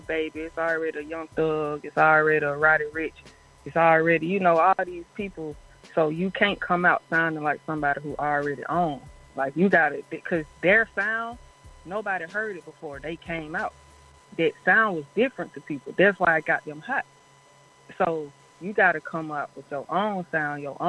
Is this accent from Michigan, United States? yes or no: no; Atlanta, Georgia, United States; born in Atlanta and being raised in Atlanta, how I loved it growing up here